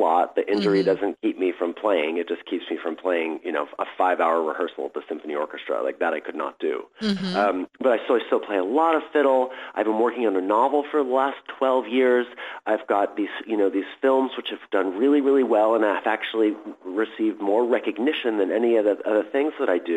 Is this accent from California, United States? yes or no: yes; San Francisco, California, United States; I grew up in San Francisco at a really wonderful time in the 1970s